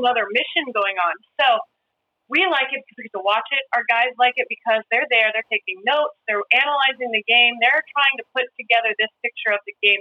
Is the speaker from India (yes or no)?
no; Midwest, United States; moved away; I grew up in the Midwest, and we are, you know, football, baseball, basketball kind of country